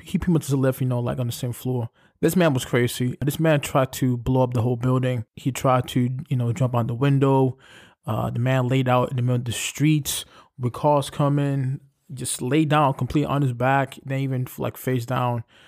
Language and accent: English; New York City, New York, United States; I come from Brooklyn